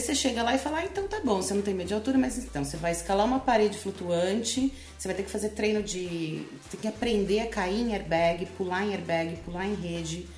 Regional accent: Brazil; eu sou brasileira

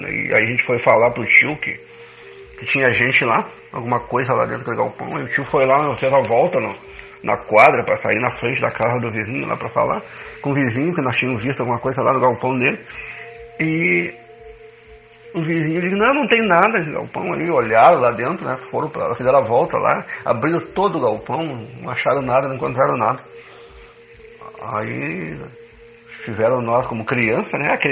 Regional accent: Rosário do Sul, Rio Grande do Sul, Brazil; lá na cidade de Rosário, na minha terra

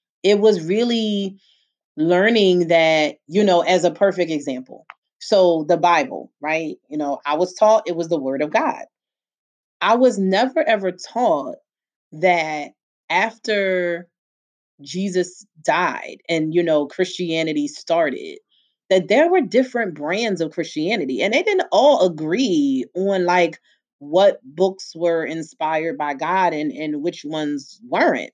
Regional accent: Philadelphia, Pennsylvania, United States; I was born and raised in Philly, where I still live

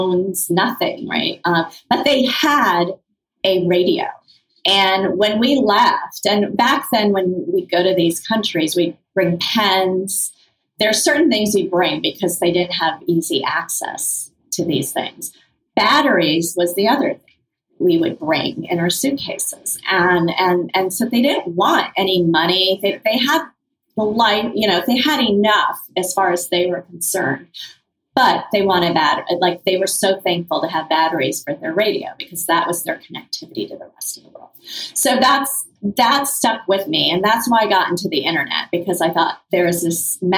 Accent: Kenya; moved away; Having been born in Kenya, being Indian

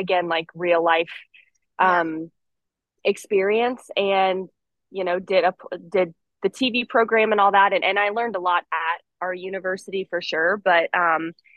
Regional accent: Terre Haute, Indiana, United States; moved away as an adult; also born or lived in Cincinnati; now in Houston, United States; I'm from Terre Haute

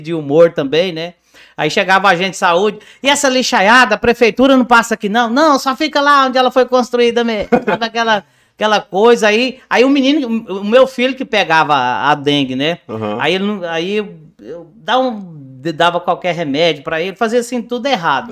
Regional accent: Campinorte, Goiás, Brazil; eu nasci e cresci em Campinorte, Norte

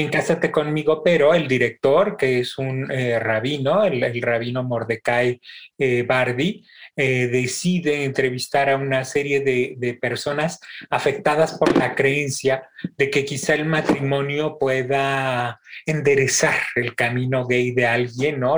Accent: Mexico; Como, buenos mexicanos

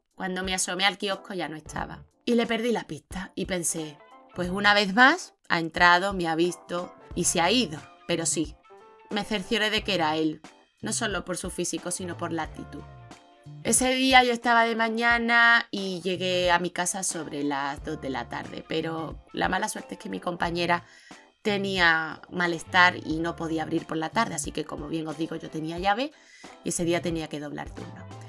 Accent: Seville, Andalusia, Spain; soy más sevillana que la Giralda, que yo no he crecido en Senegal ni nada

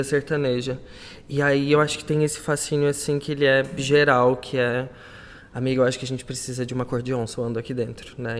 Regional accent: Brazil; now in Portugal; somos brasileiras, né? Somos imigrantes.

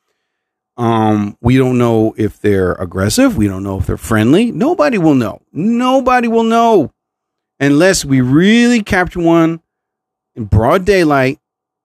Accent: New Jersey, United States; I'm from New Jersey

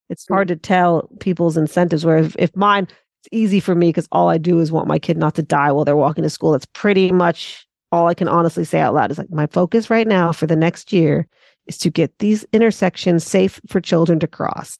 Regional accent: Santa Monica, California, United States; accent: American; moved away as an adult; now in Auckland, New Zealand; I'm based in Auckland, Tamaki Makaurau, Aotearoa, New Zealand, originally from Santa Monica, Los Angeles

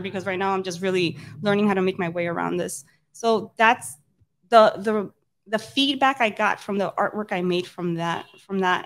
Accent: New York City, New York, United States; I grew up in Dykeman

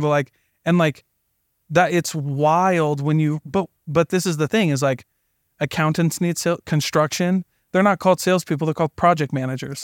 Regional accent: the Midwest, Iowa, United States; I'm from the Midwest

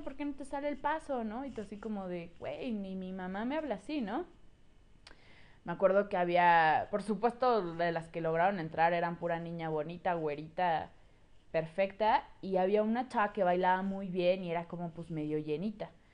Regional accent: State of Mexico, Mexico; Mi mamá, mi hermano y yo nos mudamos al Estado de México y pues llegué a una nueva escuela

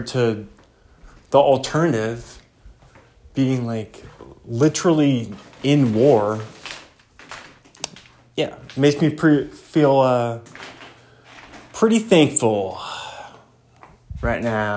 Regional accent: United States; being an American

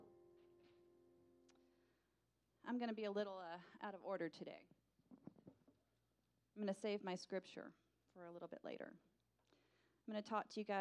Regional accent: Texas, United States; the local two-year community college in my hometown

